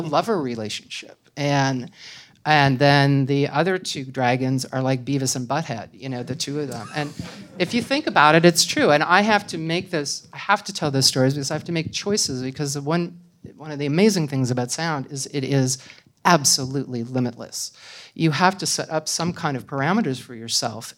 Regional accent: Canada; I'm Canadian, so that's, you know, it's another thing. I mean, I come from a culture that is similar to American culture but is not American culture.

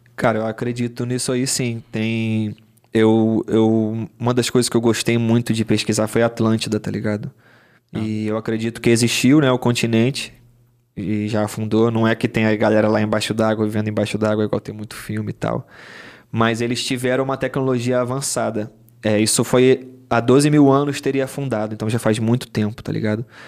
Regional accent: Rio de Janeiro, Brazil; also born or lived in Arraial da Ajuda, Bahia; eu cresci na Zona Sul aqui

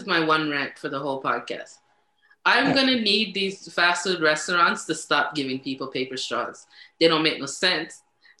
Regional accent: Jamaica; we're Jamaican

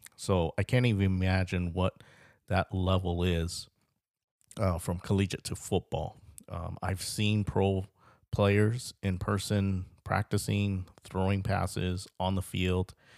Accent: Carlsbad, California, United States; I'm from the Carlsbad area, lived, lived in, uh, Carlsbad, California for about twenty-eight years

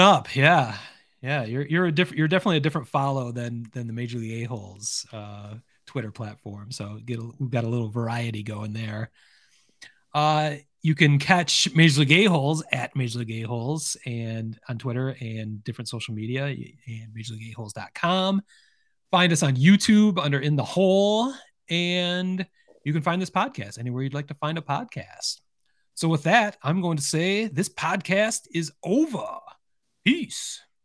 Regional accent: Lansing, Michigan, United States; Lansing Lugnuts, my hometown

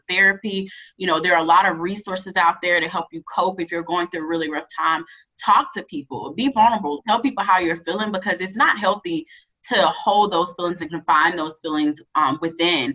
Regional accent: near Ole Miss, Mississippi, United States; It was down the street from my hometown.

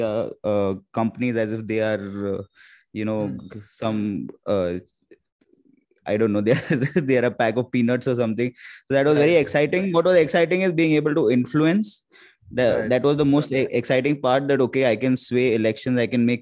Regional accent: Mumbai, Maharashtra, India; I grew up in the Matunga area of Bombay

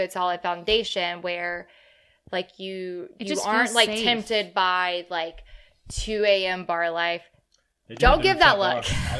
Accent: Rustburg, Virginia, United States; I grew up in Rustburg.

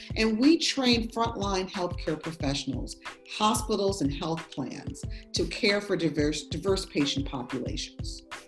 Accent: Buffalo, New York, United States; moved away; I grew up, I was born in Buffalo, New York

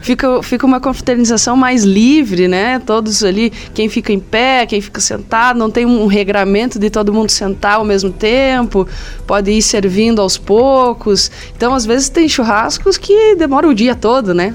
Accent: Anita Garibaldi, Santa Catarina, Brazil; eu sou natural de Anitta Garibaldi. Fica aqui, né, a, 110 quilômetros aqui, em direção aqui a, ao, ao meio-oeste. É, é Planalto Serrano ainda

